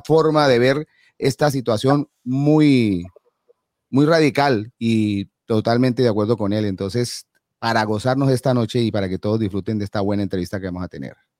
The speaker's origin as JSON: {"language": "Spanish", "country": "Colombia", "said": "somos colombianos"}